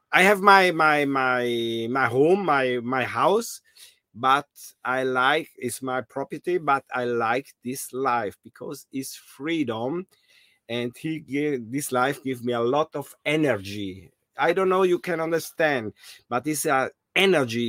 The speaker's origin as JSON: {"language": "English", "area": "South Tyrol", "region": "Trentino-Alto Adige", "country": "Italy", "said": "I'm from South Tyrol, Italy."}